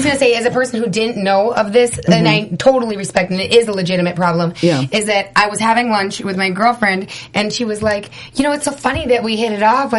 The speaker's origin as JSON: {"language": "English", "region": "North Dakota", "country": "United States", "tie": "born or raised there", "moved": "as an adult", "lives_now": "Los Angeles, United States", "said": "I grew up in North Dakota."}